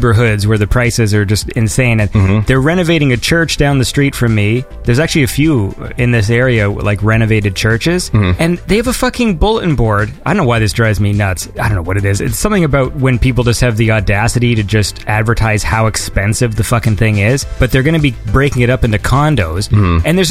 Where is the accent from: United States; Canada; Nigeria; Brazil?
Canada; I'm Canadian